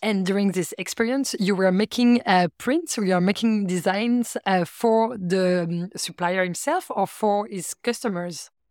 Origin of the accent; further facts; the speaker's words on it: France; English is a second language; now in Antwerp, Belgium; I'm from France. I've been living in Antwerp for 15 years now.